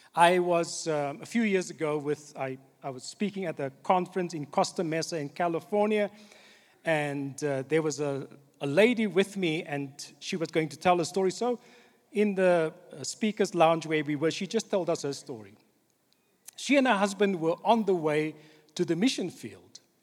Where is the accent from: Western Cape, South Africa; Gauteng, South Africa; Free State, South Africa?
Western Cape, South Africa; Cape Town; The church that I grew up in in Cape Town, on the Cape Flats